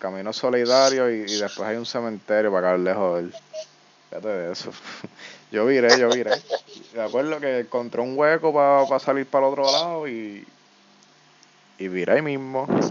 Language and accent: Spanish; Yauco, Puerto Rico; yo soy de Yauco y aquí no hay nada